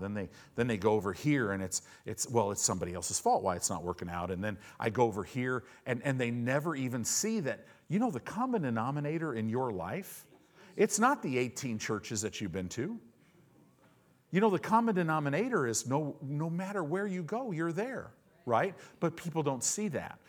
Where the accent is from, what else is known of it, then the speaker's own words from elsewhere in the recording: United States; a lot of us American Christians